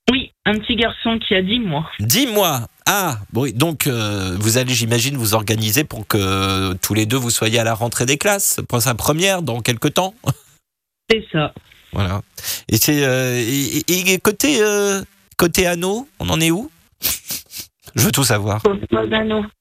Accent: Saint-Étienne, Auvergne-Rhône-Alpes, France; Moi, je suis de Saint-Étienne, dans la Loire.

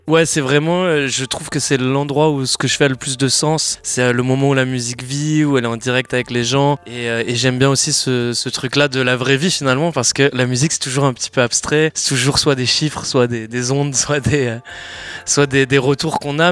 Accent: Landes, Nouvelle-Aquitaine, France; je suis originaire du, sud-ouest, des Landes plus précisément.

